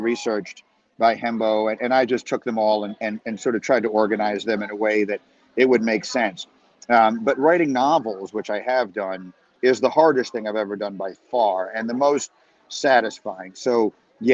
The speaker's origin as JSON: {"language": "English", "town": "New York City", "region": "New York", "country": "United States", "tie": "born or raised there", "said": "I grew up in New York City and my parents wrote travel guides"}